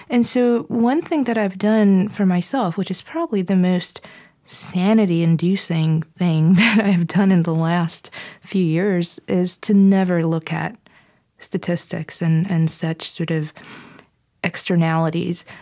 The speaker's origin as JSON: {"language": "English", "country": "Bulgaria", "tie": "born or raised there", "moved": "yes", "said": "growing up in Bulgaria"}